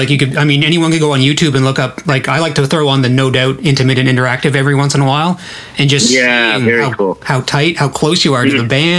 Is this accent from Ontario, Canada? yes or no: no; New Brunswick, Canada; I grew up in New Brunswick